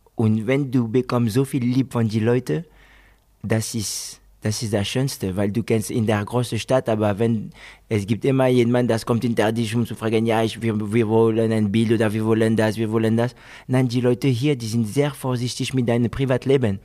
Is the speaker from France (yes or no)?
yes; France; German is a second language; moved away as an adult; also born or lived in Guinea / Spain; now in Germany; Ich bin Franzose, geboren in Frankreich.